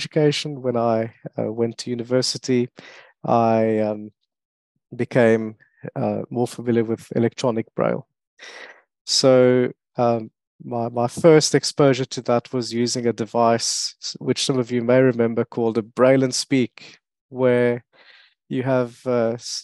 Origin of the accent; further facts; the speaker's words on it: South Africa; first language French; also born or lived in Mauritius / Worcester, South Africa; now in Birmingham, United Kingdom; I was born in Mauritius, so grew up French speaking, but I don't sound very French because I grew up in South Africa. So age 3, my parents moved to South Africa